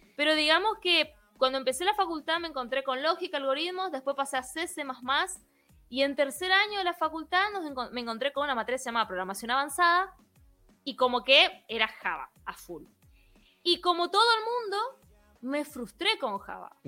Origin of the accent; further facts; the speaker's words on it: Misiones, Argentina; soy de la provincia de Misiones, Argentina, como dije hace un ratito, una provincia muy peculiar, em, con mucha mezcla cultural y por eso mi tonada es así.